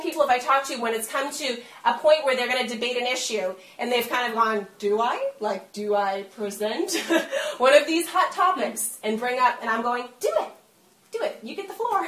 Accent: Massachusetts, United States; I'm from Massachusetts

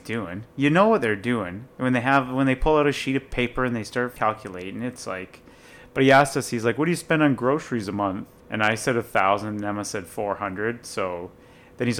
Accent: United Kingdom; now in Canada; I'm British.

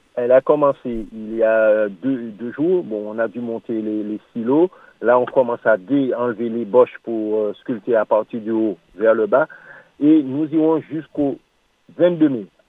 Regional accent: Martinique; nous sommes tous des Martiniquais, des Antillais

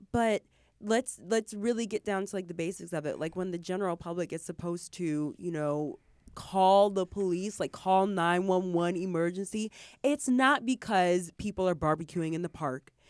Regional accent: Michigan, United States; I grew up in Michigan, in the Midwest

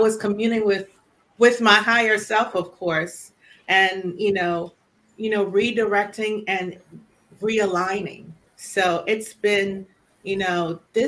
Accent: Trinidad & Tobago; now in United States; I grew up in the Caribbean. You know, I'm Trinidadian, born and raised

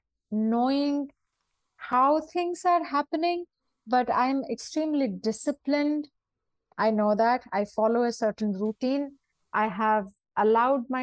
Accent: India; as Indian dancers

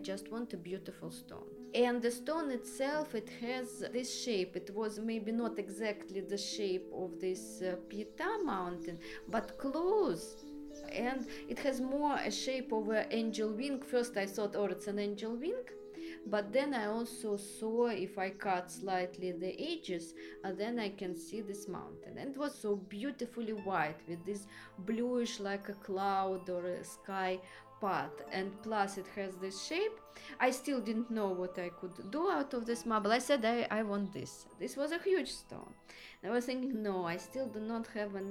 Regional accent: Russia; moved away as an adult; also born or lived in Soviet Union / Moscow, Russia / Austria / Vienna, Austria; now in Carrara, Italy; I was born in Russia and then lived 15 years in Austria

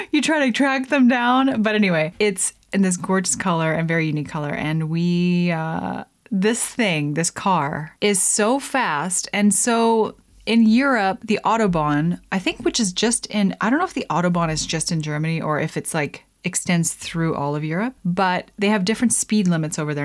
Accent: Lethbridge, Alberta, Canada; Southern Alberta, my hometown, Lethbridge.

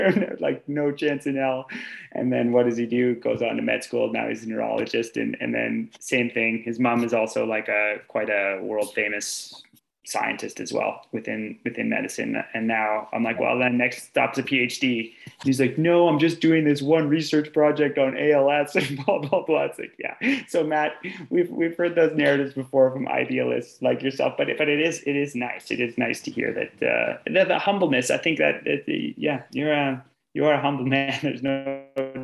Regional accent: Sudbury, Ontario, Canada; moved away as an adult; also born or lived in Canmore, Alberta; I grew up in Sudbury, Ontario

